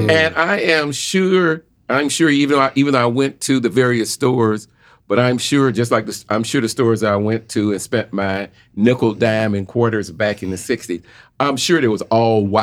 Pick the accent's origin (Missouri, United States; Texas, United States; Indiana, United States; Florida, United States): Florida, United States; Jacksonville; I grew up in Jacksonville, Florida, where I had a material a, substantial black community